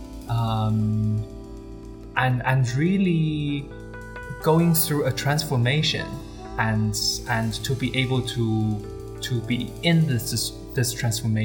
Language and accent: English; Beijing, China; moved away as an adult; also born or lived in Hong Kong; now in Cape Town, South Africa; I was born in Beijing, and I lived in Beijing till 18